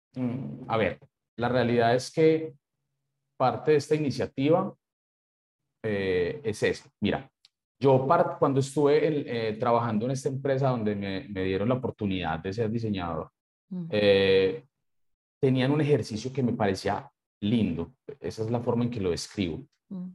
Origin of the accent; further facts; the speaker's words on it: Colombia; como buen colombiano